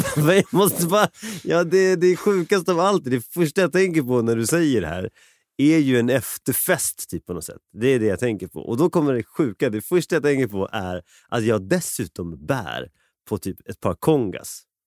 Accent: Sweden; jag är född i Sverige

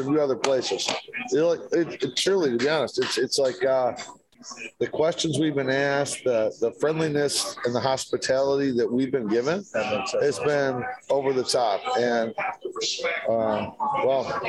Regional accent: Detroit, Michigan, United States; I grew up in Detroit. Yeah. Midwest guy

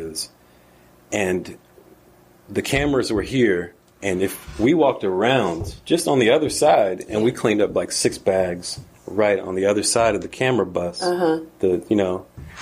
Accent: Snellville, Georgia, United States; also born or lived in New York; I grew up in Snellville, unincorporated Snellville

